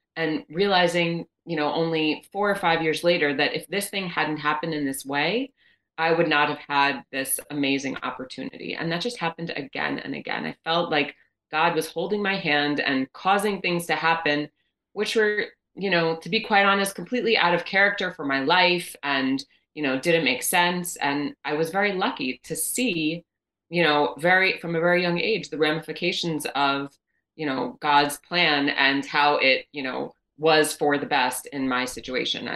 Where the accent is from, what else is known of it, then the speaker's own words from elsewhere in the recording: New Orleans, Louisiana, United States; now in Israel; growing up in New Orleans as an Orthodox Jew